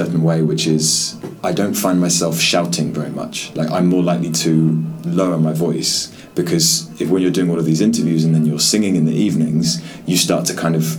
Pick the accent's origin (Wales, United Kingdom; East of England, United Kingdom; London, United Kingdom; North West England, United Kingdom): London, United Kingdom; moved away as an adult; also born or lived in Holloway, London; now in Hong Kong; I was born in North London, in Holloway